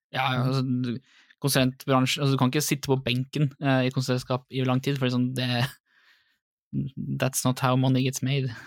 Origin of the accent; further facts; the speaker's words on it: Drammen, Buskerud, Norway; accent: Drammen dialect; also born or lived in Lier; Min utprega drammensdialekt